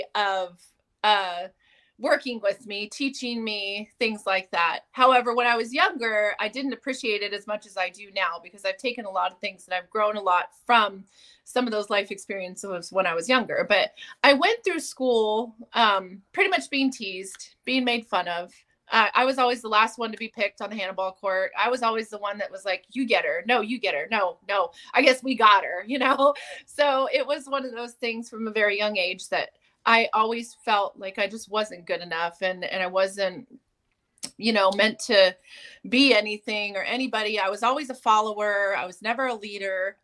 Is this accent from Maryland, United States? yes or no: no; California, United States; I grew up in California